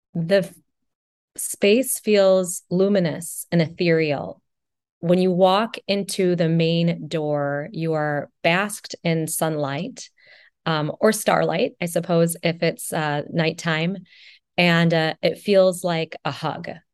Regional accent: Janesville, Wisconsin, United States; I'm originally from Janesville, Wisconsin

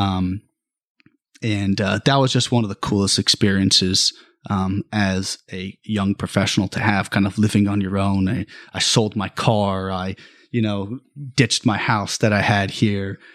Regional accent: Bakersfield, California, United States; the Central Valley has really always been, or California has always been my life. Um, I was born in Bakersfield

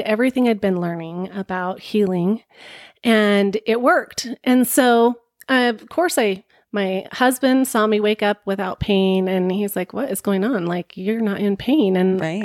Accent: Bountiful, Utah, United States; moved away as an adult; also born or lived in Seattle; I was born and raised Mormon in Bountiful, Utah

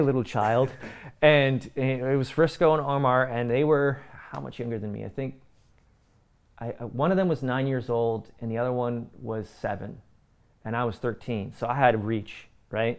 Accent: Canada; I'm from Canada.

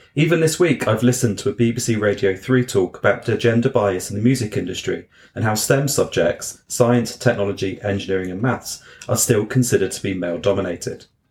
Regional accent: Wiltshire, South West England, United Kingdom; I grew up down in Wiltshire

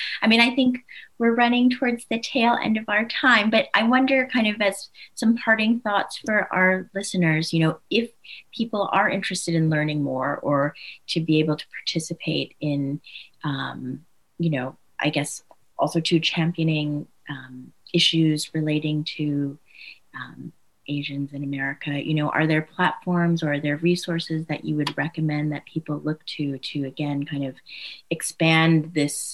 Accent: Michigan, United States; I was born here. I was born in Michigan in a very homogenous community.

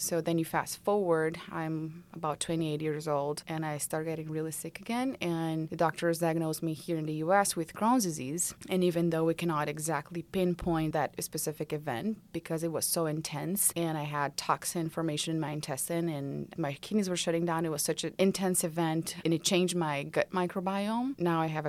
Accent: Brazil; now in Georgia, United States; I'm originally from Brazil

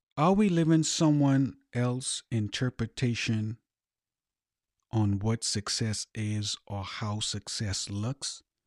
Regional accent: Bahamas; moved away; also born or lived in United States; born in the Bahamas

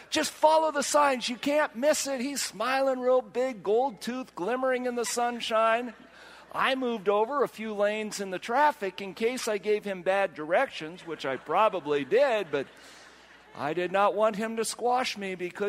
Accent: Washington, United States; I'm not from here. I'm from Washington. And he looked at me like, well, then, and then I said, no, not Washington, D.C. I'm from Washington State.

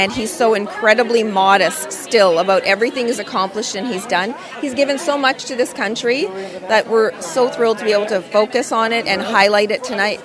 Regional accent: Canada; as a Canadian

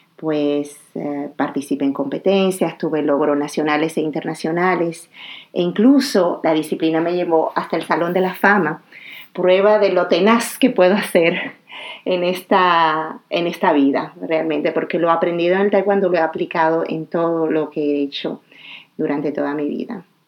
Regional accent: Dominican Republic; moved away as an adult; also born or lived in Morocco / Abidjan, Côte d'Ivoire; mi país, mi tierra natal, la República Dominicana

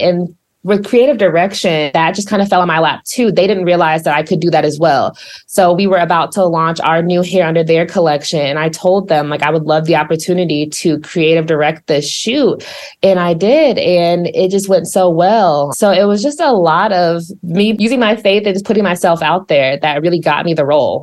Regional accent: Columbia, Missouri, United States; moved away as an adult; also born or lived in Dallas, Texas; now in Atlanta, United States; I was born in Dallas, but I always say that I grew up in Columbia, Missouri, where I spent the majority of my life

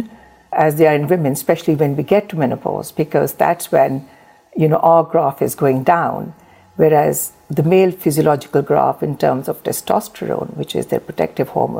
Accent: Pakistan; moved away as an adult; also born or lived in Surrey; now in United Kingdom; I was born and raised in Pakistan.

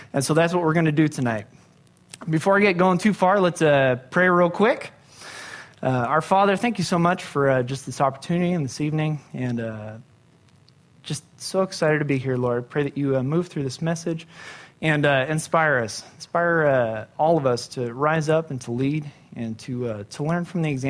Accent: Simi Valley, California, United States; I grew up in Simi Valley

